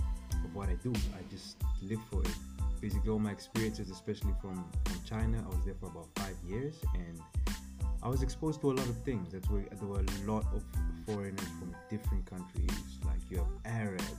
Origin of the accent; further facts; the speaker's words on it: Namibia; I grew up in Namibia, right? I grew up there. That's where I learned how to speak and everything.